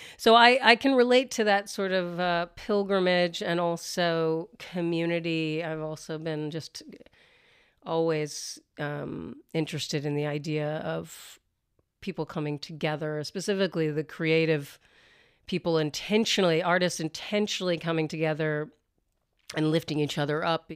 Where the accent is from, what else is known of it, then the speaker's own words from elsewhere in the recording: the South, United States; I grew up in the South as well